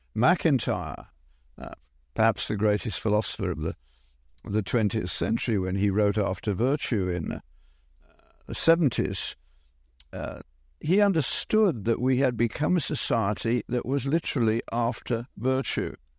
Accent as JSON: {"language": "English", "town": "Birmingham", "region": "West Midlands", "country": "United Kingdom", "tie": "born or raised there", "moved": "yes", "said": "Granville-Mac in Birmingham, we did not lock our doors in an industrial area, Birmingham being the British equivalent of Detroit"}